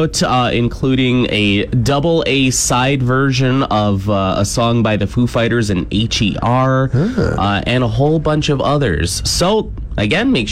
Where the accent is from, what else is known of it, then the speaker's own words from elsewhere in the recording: Cambridge, Ontario, Canada; now in Saskatchewan, Canada; my hometown of Cambridge, Ontario